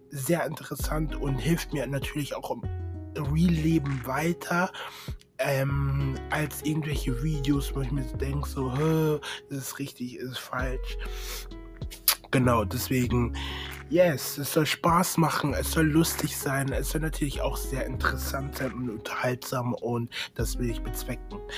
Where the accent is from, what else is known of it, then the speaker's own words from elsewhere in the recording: Munich, Bavaria, Germany; ich komme näher aus München, Nähe München, genau.